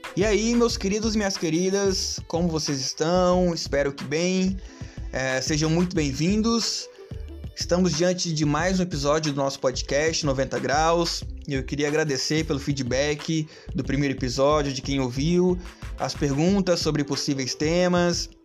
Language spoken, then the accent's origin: Portuguese; Brazil